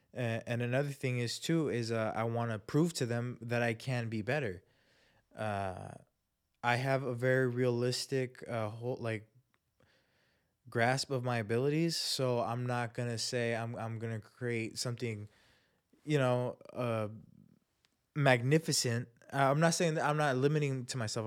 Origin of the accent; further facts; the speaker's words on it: Chula Vista, California, United States; People that I knew growing up, people from my hometown, Chula Vista